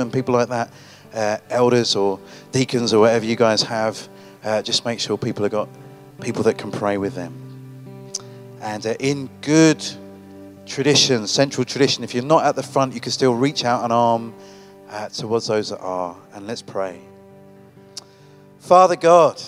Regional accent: United Kingdom; I'm a Brit.

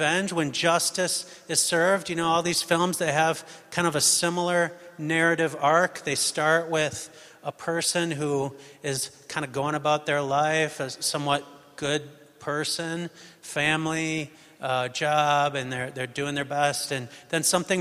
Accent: United States; moved away; I'm American

